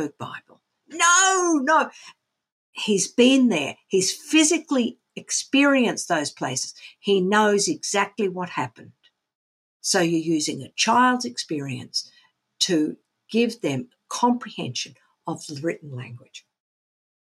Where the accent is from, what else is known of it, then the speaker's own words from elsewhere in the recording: Australia; we grew up in Australia in the 1960s